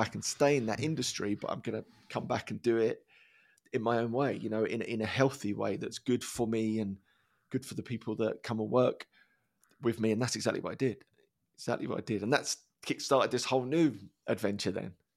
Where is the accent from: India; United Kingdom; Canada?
United Kingdom; Dagenham, London; I grew up in Dagenham